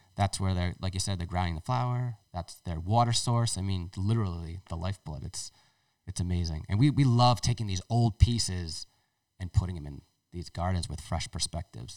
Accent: Tiverton, Rhode Island, United States; That's my hometown

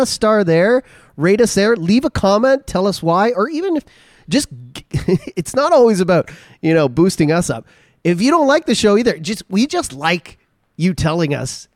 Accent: Ontario, Canada; moved away as an adult; now in Alberta, Canada; I come from Ontario

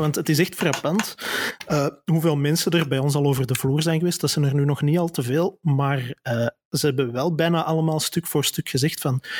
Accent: Antwerp, Flanders, Belgium; accent: Antwerpse tongval; heb ik een niet te verbergen Antwerpse tongval

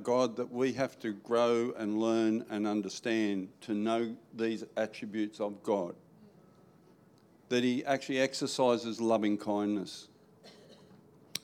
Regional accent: New South Wales, Australia; now in Queensland, Australia; I was born in New South Wales.

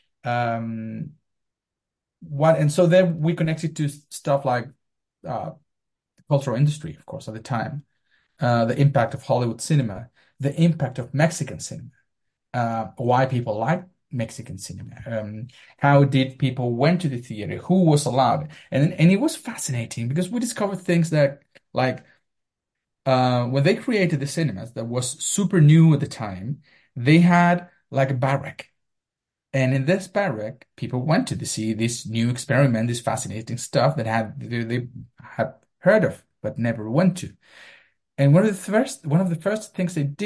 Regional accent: Melipilla, Santiago Metropolitan Region, Chile; moved away; I went to the National Library to read every single newspaper of my hometown

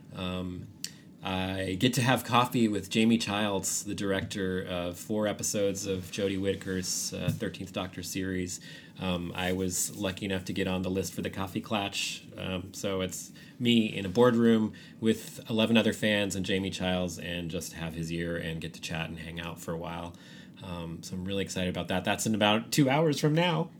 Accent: San Francisco, California, United States; now in Austin, United States; I grew up in San Francisco

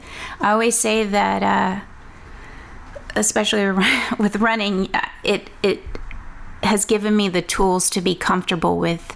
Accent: Woodville, Texas, United States; now in Louisiana, United States; I'm from Woodville, Texas.

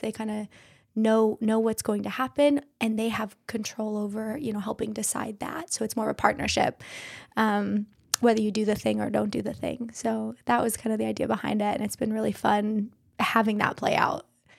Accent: Idaho, United States; moved away as an adult; also born or lived in Washington / California; now in Pinehurst, United States; Idaho, born and raised.

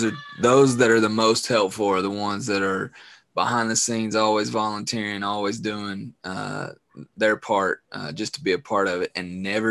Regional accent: Appalachia, United States; And I know growing up in Appalachia, I know there's lots of folks that volunteer their time to help coach or do things like

